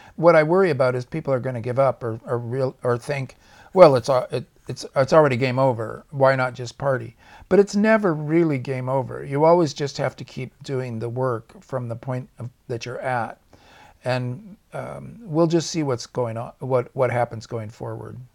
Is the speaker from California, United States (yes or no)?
yes; Orange County, California, United States; I came from Orange County when I was a kid. It was actually Orange Groves. And, um, as I grew up, I watched the Orange Groves get torn out